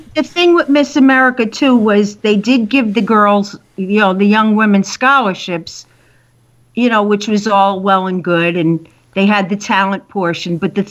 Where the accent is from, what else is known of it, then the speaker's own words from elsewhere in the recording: Frederica, Delaware, United States; I'm from Frederica, Delaware.